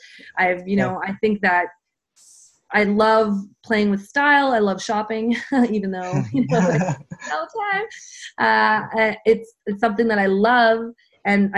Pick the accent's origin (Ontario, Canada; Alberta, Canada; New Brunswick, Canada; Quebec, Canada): Quebec, Canada; Montreal; I am born and raised in Montreal.